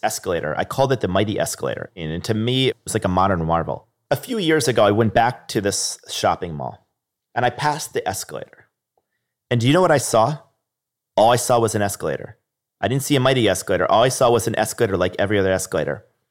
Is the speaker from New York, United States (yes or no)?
yes; Niskayuna, New York, United States; I remember growing up in Niskind in New York